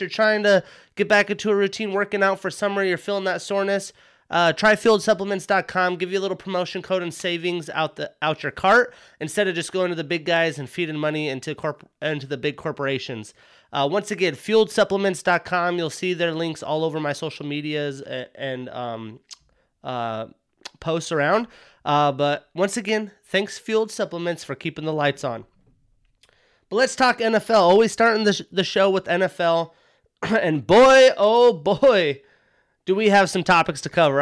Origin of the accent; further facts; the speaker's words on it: Wyoming, United States; I'm from Wyoming.